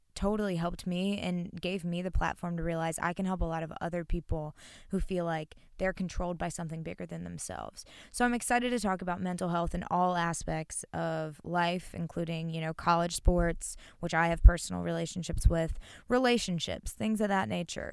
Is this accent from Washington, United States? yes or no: no; North Carolina, United States; I am from North Carolina, born and raised